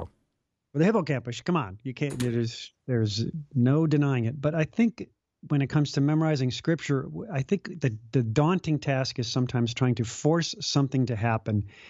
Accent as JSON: {"language": "English", "town": "Chicago", "region": "Illinois", "country": "United States", "tie": "born or raised there", "also_born_or_lived": "Los Angeles", "moved": "yes", "lives_now": "Des Moines, United States", "said": "I grew up in Chicago and left L A to be in a small suburb of Des Moines"}